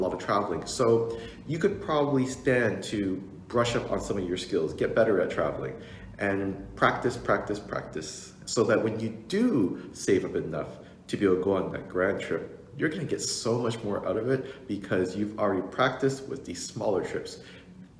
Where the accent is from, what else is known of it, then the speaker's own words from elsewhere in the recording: Toronto, Ontario, Canada; I grew up here in Toronto